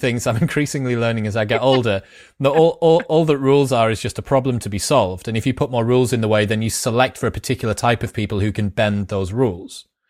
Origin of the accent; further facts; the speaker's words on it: United Kingdom; I'm British